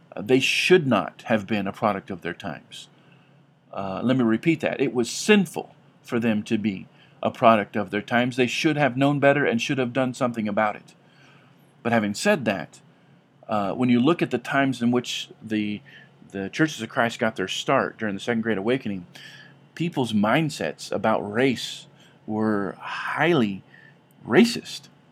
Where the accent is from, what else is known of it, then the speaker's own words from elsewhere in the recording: California, United States; growing up in California